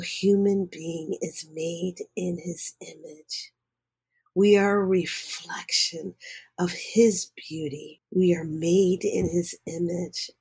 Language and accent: English; Philadelphia, Pennsylvania, United States; I was born and raised in Philadelphia